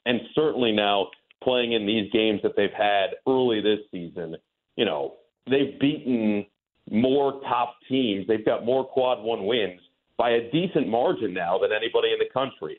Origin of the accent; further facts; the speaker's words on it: New Jersey, United States; growing up in New Jersey